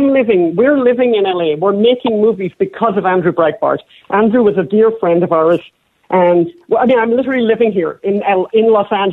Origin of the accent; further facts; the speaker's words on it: Ireland; We're Irish.